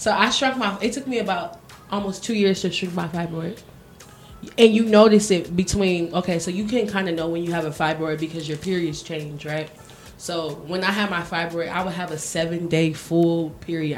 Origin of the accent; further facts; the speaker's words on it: United States; moved away; also born or lived in Miami; I'm from America, and I used to live in Miami